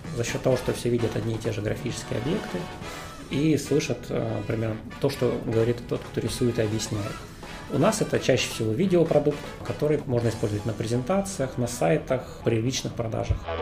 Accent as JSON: {"language": "Russian", "town": "Omsk", "region": "Omsk Oblast", "country": "Russia", "tie": "born or raised there", "moved": "as an adult", "lives_now": "Moscow, Russia", "said": "Сам я из Омска, родился, учился"}